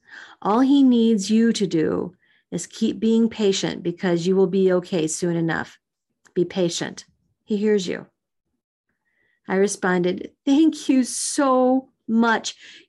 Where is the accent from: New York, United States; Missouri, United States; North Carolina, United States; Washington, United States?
Missouri, United States; happened in my home state of Missouri.